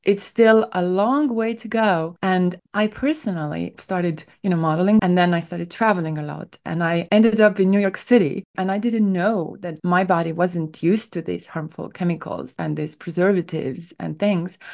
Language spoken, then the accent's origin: English; Estonia; moved away as an adult; now in United States; I grew up in Northern Europe